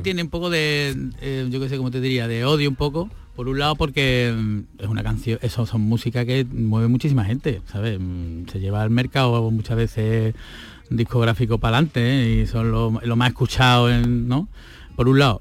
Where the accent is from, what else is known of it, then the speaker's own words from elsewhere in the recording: Seville, Andalusia, Spain; Yo soy de Sevilla